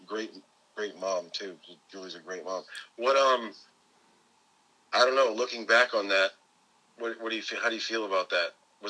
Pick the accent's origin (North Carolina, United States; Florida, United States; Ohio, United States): Florida, United States; moved away; my home state of Florida.